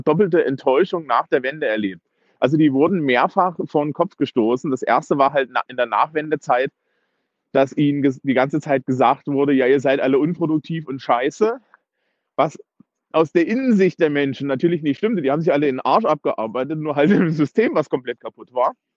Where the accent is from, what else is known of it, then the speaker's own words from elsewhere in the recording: East Germany, Germany; also born or lived in Eisenach, Thuringia; ich bin ja auch Ossi und habe auch da entsprechende äh, Verwandtschaft